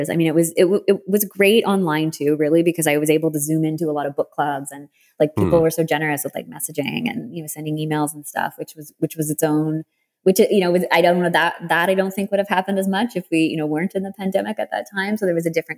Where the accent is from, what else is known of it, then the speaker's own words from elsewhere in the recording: Canada; being the Canadian writer I am